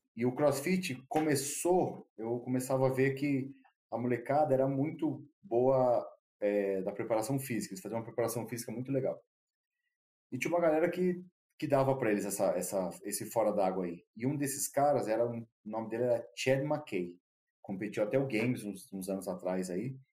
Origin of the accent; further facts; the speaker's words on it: Brazil; also born or lived in Australia; a gente é brasileiro